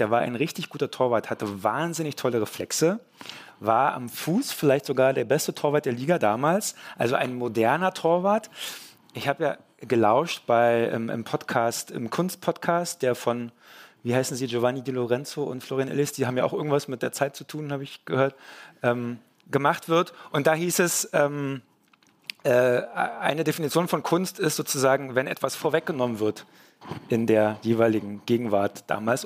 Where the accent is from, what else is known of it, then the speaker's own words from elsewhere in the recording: East Germany, Germany; ich bin ja ein Ossi